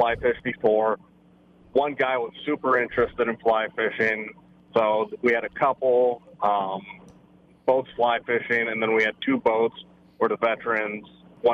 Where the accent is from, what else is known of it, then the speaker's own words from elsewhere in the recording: Minnesota, United States; I'm a Minnesotan